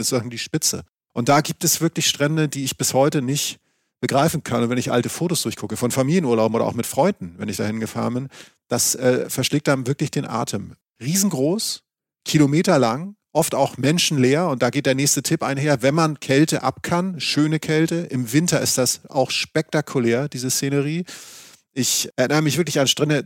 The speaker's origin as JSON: {"language": "German", "region": "Schleswig-Holstein", "country": "Germany", "moved": "yes", "said": "ich komme ja aus Schleswig-Holstein, wie man manchmal noch so durchhört"}